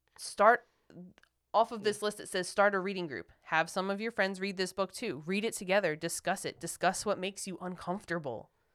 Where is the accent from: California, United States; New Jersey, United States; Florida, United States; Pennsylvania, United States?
Pennsylvania, United States; Philadelphia